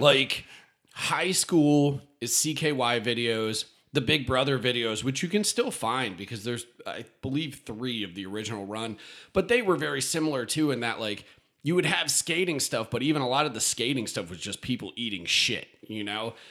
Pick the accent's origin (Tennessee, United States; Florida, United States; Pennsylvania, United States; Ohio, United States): Pennsylvania, United States; West Chester; moved away as an adult; now in Austin, United States; growing up in Westchester